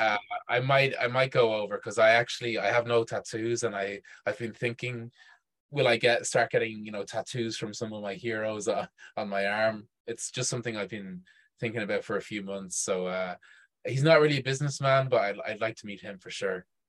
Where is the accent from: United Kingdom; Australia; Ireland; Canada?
Ireland; Dublin, Leinster; also born or lived in Chile; I'm from Dublin.